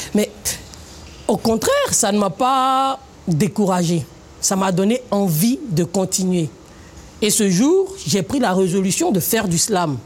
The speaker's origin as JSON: {"language": "French", "country": "Côte d’Ivoire", "said": "Je suis africain, je suis ivoirien, j'assume, je suis tagouanan"}